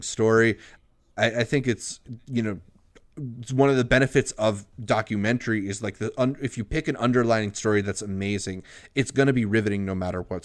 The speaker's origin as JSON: {"language": "English", "country": "United States", "said": "as an American"}